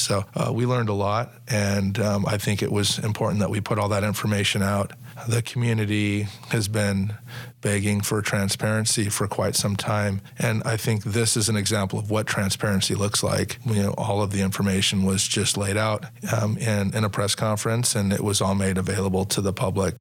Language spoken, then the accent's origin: English; Sacramento, California, United States; I grew up in Sacramento and I, I love the city and I love the people that are here